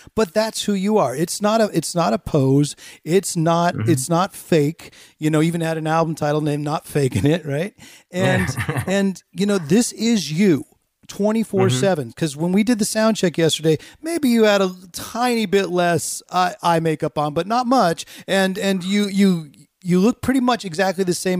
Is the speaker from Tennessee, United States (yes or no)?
no; Northern California, United States; I'm that kid from Northern California.